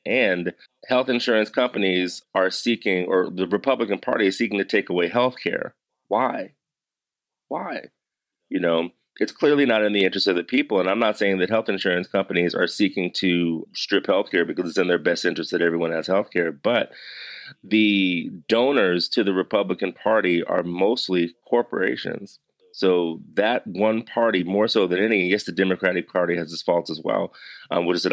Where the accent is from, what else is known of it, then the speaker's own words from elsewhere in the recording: Severn, Maryland, United States; I grew up in Severn, Maryland, which is right between Baltimore